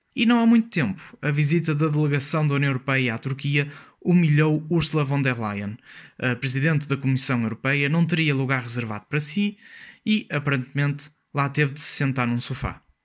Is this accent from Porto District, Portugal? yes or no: yes; Maia, Porto District, Portugal; sou da Maia